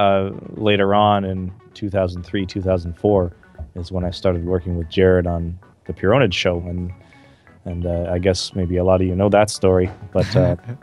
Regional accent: Calgary, Alberta, Canada; where I grew up in Calgary, Canada

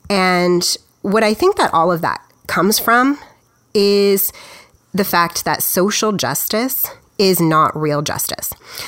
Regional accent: United States; I'm just an American.

